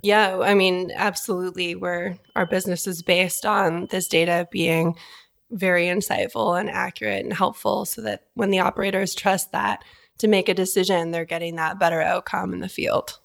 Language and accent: English; Vancouver, British Columbia, Canada; moved away as an adult; also born or lived in Toronto; now in Calgary, Canada; born and raised in Vancouver, up in Canada